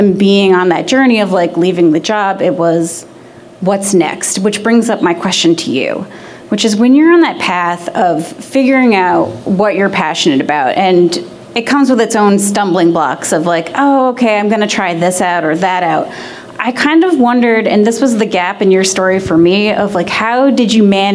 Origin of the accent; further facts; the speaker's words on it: New York, United States; moved away as an adult; now in Portland, United States; I'm from New York, and I moved here last July